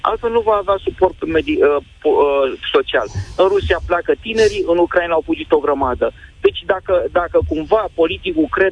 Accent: Romania; să ne dea acel ideal, ideal al nostru, al românilor, și de aici, și din Moldova. Pentru că acolo sunt tot români.

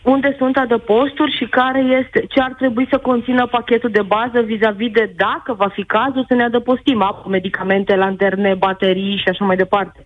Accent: Timișoara, Timiș County, Romania; eu sunt de la Timișoara

